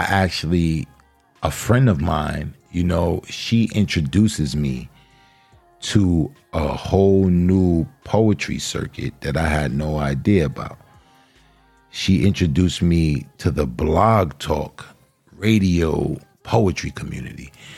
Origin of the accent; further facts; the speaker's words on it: New York, United States; accent: New York; we're both from New York. So we both share that New York accent, that New York vernacular.